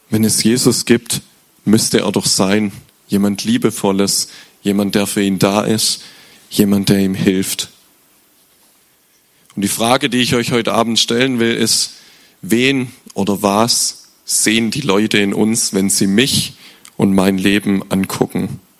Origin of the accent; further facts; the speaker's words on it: Glatten, Baden-Württemberg, Germany; now in Schopfloch, Germany; aber meine Eltern, ich komme aus, aus Glatten und da geht so, das ist so fünf, sechs Kilometer weg und es geht nur den Berg runter eigentlich.